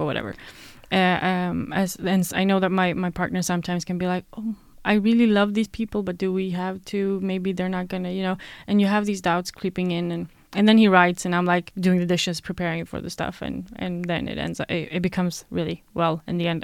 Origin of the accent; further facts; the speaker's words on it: Sweden; born and raised in Sweden